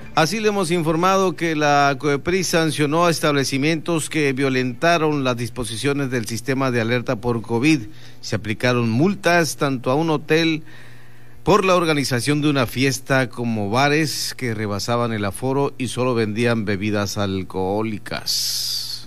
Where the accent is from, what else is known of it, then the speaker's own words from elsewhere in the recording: Bahía Tortugas, Baja California Sur, Mexico; now in La Paz, Mexico; Soy de Bahía Tortugas